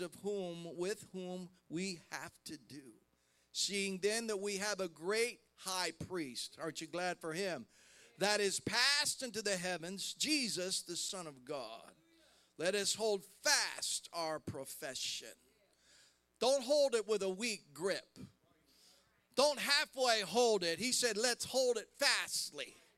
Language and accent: English; Columbus, Ohio, United States; I'm from Columbus, Ohio